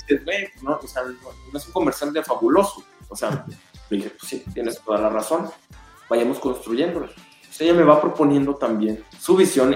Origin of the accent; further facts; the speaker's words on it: Guadalajara, Jalisco, Mexico; Guadalajara, pues es mi tierra